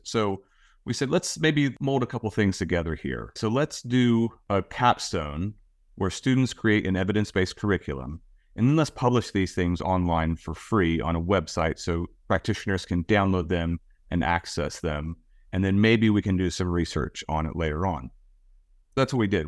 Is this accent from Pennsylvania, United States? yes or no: no; Southern Ohio, United States; I grew up in Southern Ohio, right on the Ohio River